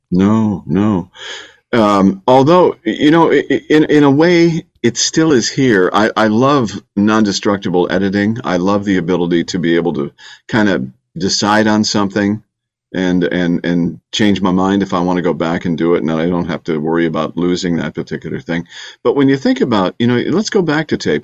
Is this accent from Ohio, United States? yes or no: yes; Bay Village, Ohio, United States; moved away as an adult; also born or lived in Detroit / Miami; now in Houston, United States; I'm from Bay Village, Ohio, okay? which is a great community on Lake Erie, west of Cleveland. But Houston is my home